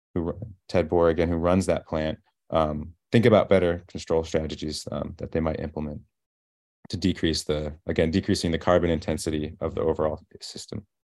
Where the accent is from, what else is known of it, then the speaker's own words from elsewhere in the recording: Iowa, United States; moved away as an adult; now in Princeton, United States; growing up in Iowa